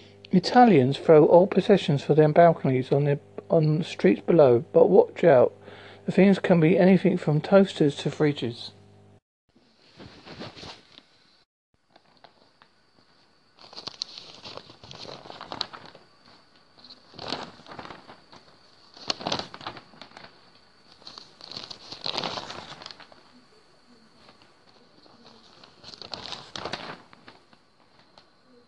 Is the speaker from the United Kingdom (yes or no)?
yes; Essex, East of England, United Kingdom; moved away as an adult; now in Devon, United Kingdom; I'm originally from Essex in England